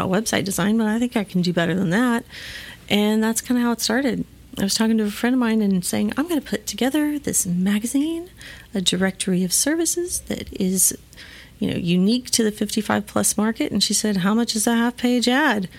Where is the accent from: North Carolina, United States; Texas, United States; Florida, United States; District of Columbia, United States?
Texas, United States; McAllen; I'm from McAllen originally